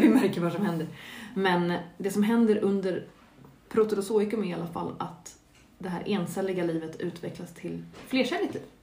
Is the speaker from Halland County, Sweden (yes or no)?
no; Stockholm, Stockholm County, Sweden; från mitt perspektiv som är stockholmare